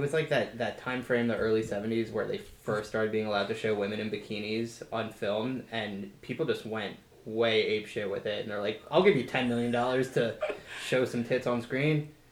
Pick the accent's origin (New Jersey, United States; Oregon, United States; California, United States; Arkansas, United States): New Jersey, United States; I'm from New Jersey